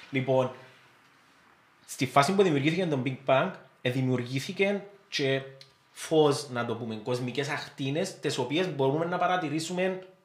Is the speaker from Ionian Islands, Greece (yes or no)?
no; Syros, South Aegean, Greece; Είμαι σύρος, είμαι σύρος.